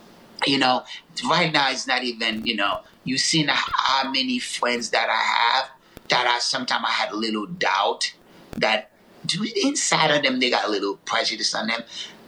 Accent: Newark, New Jersey, United States; You know, I went to Essex County College in Newark. You know, I grew up in Newark, you know.

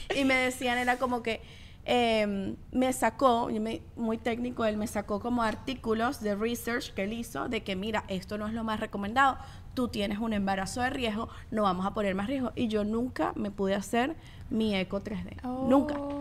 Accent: Venezuela; yo también tengo mis cosas como venezolana

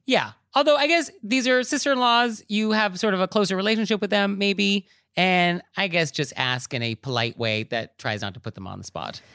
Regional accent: New York, United States; as a New Yorker

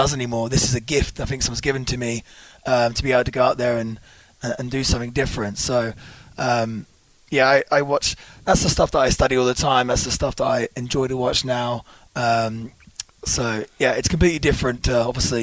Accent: Cambridgeshire, East of England, United Kingdom; I grew up in Cambridgeshire

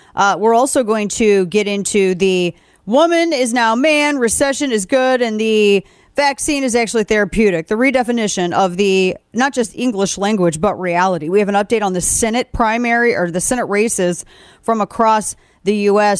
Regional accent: Missouri, United States; my home state of Missouri

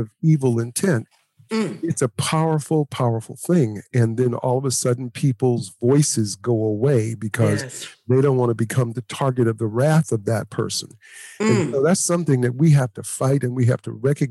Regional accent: Oakland, California, United States; also born or lived in Louisiana; I was from Oakland

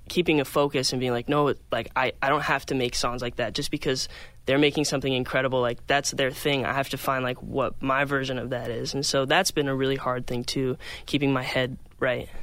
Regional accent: Phoenix, Arizona, United States; moved away; I'm from Phoenix, Arizona

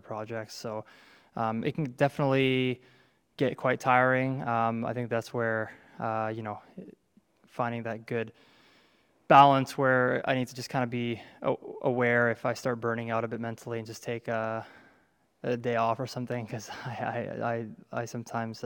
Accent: Canada; my home country

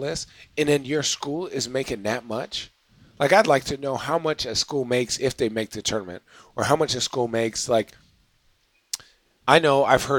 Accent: United States; I don't know what none of this is. I'm super American.

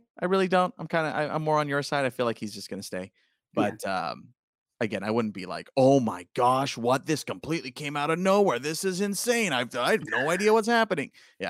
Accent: New York, United States; now in California, United States; I'm from New York. I live here in California.

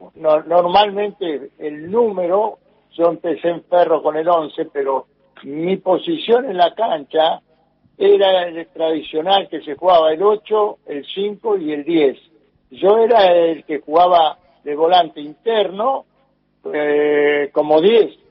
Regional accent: Buenos Aires, Argentina; also born or lived in Blaquier, Buenos Aires Province; nací ahí, bueno, desde muy chico, ya después mi papá se trasladaron para Buenos Aires y, seguimos este el crecimiento acá en, en Buenos Aires

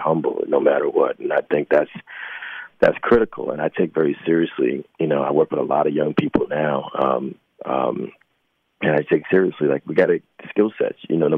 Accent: New Jersey, United States; now in New York, United States; Well, Jersey, and I've lived in New York for almost 30 years, so mm-hmm. New York and New Jersey

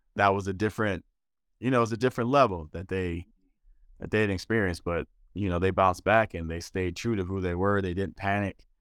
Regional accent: Detroit, Michigan, United States; moved away as an adult; also born or lived in Jerusalem / Germany; the Detroit Pistons, my hometown team, team I grew up watching

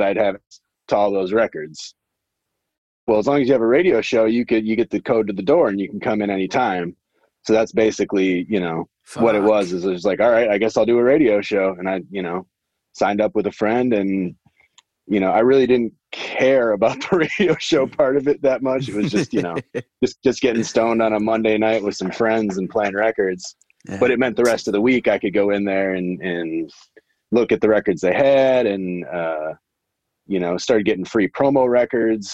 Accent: Wisconsin, United States; moved away as an adult; also born or lived in San Diego / Los Angeles / Atlanta; now in St. Louis, United States; I grew up in Wisconsin. And then I came to St. Louis when I was 18 for college

